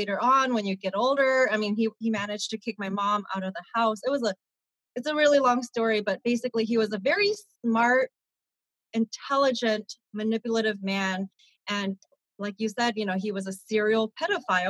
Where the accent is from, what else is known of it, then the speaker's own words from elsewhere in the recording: Sacramento, California, United States; Born and raised in Sacramento, California.